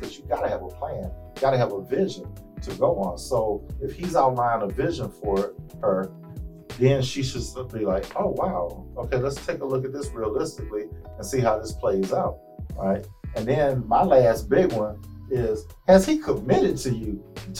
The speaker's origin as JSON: {"language": "English", "town": "Houston", "region": "Texas", "country": "United States", "also_born_or_lived": "East Coast", "moved": "yes", "said": "even though I'm originally from Houston, I was on the East Coast."}